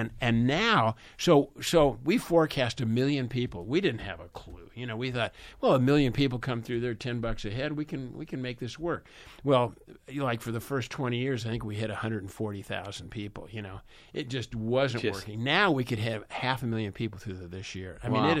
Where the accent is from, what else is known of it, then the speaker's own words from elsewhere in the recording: Los Angeles, California, United States; I grew up in Hollywood.